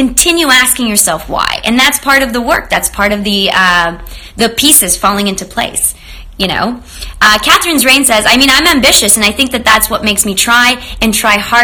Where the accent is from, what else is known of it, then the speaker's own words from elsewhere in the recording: Romania; also born or lived in Canada; now in Los Angeles, United States; I grew up in Romania, and I also spent a lot of time in Canada